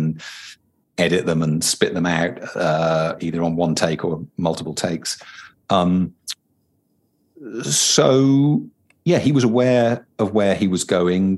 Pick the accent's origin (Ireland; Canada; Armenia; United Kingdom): United Kingdom; a British person writing into this culture